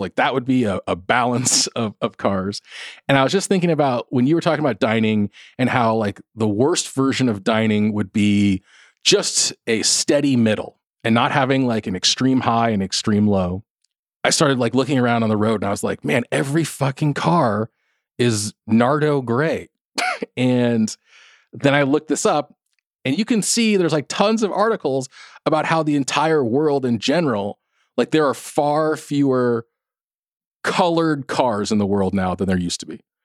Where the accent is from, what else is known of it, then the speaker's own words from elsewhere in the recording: South Orange County, California, United States; I grew up in South Orange County